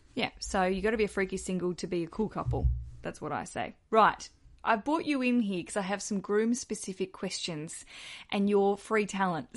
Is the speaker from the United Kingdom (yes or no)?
no; Australia; accent: Aussie; I'm an Aussie, if you can hear from my accent, down south in Australia